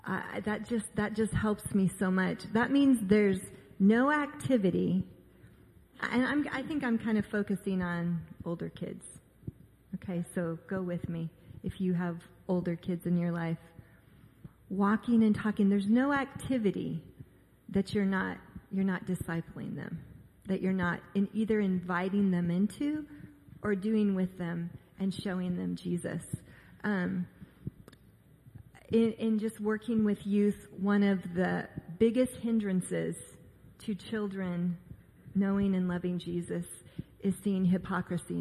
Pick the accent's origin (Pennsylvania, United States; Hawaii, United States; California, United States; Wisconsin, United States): California, United States; Orange County; I grew up in Orange County